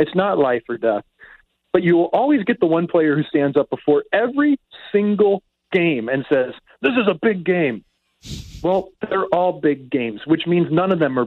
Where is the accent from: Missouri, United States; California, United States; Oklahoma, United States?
Missouri, United States; Kirkwood; I grew up with Kirkwood being an outdoor rink